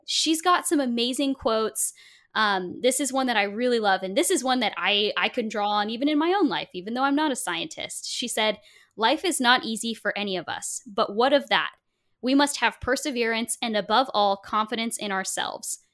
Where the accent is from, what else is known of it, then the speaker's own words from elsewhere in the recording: Portland, Oregon, United States; Portland, Oregon, where oh, I grew up